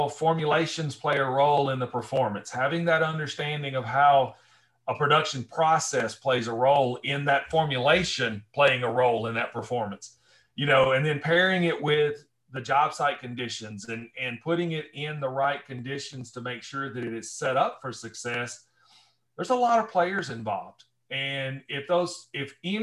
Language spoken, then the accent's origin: English; Northwest Alabama, United States; also born or lived in Northwest of Detroit, Michigan; now in Michigan, United States; I grew up in Northwest Alabama